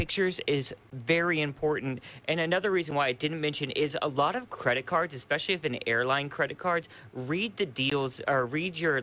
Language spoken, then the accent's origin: English; Murphysboro, Illinois, United States; moved away; my hometown, Murfreesboro, Illinois